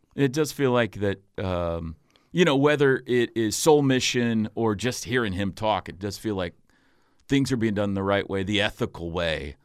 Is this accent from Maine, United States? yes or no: no; Mustang, Oklahoma, United States; also born or lived in Bethany, Oklahoma; I, I, uh, am from Mustang